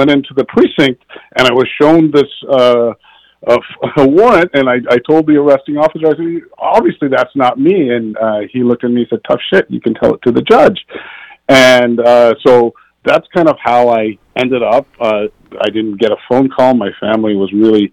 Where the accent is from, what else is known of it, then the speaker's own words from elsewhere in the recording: Northern Virginia, United States; also born or lived in Washington, D.C.; I was born in Washington, D.C. I grew up in Northern Virginia